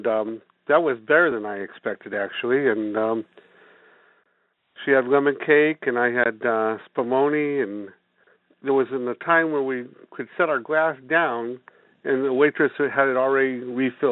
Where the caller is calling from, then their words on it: New Britain, Connecticut, United States; I'm calling from Hartford, Connecticut. I'm actually New Britain, Connecticut